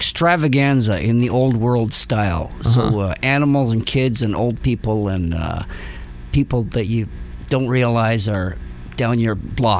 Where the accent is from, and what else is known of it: Canada; born or raised there; also born or lived in Prague, Czech Republic; now in Connecticut, United States